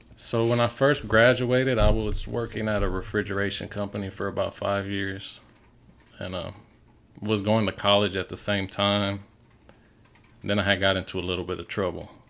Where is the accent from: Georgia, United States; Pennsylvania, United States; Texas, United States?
Texas, United States; Pasadena; I grew up in Pasadena